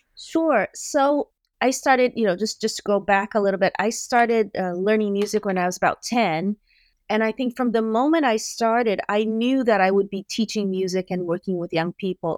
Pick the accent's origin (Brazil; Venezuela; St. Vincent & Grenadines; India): Brazil; moved away; I grew up in Brazil